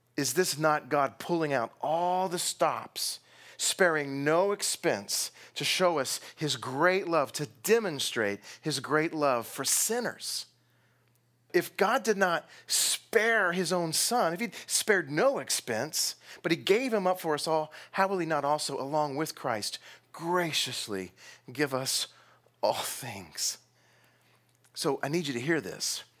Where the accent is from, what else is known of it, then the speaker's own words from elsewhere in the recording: Texas, United States; I'm from Texas